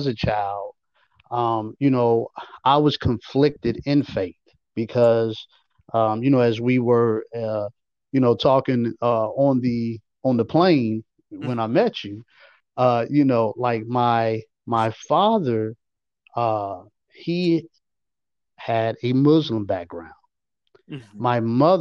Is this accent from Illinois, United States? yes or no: yes; Chicago, Illinois, United States; moved away as an adult; also born or lived in Arkansas; now in Atlanta, United States; growing up in Chicago, with all of the violence